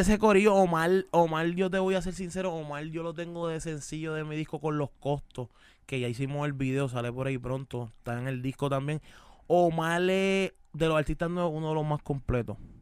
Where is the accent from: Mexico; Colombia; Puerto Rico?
Puerto Rico; Caguas; Soy de Cagua